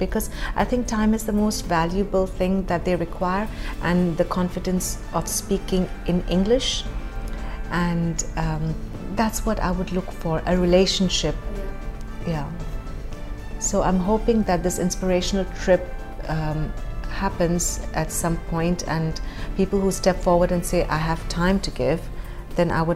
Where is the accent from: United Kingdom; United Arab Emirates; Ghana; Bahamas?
United Arab Emirates; Dubai; growing up in Dubai, we were very sheltered and very protected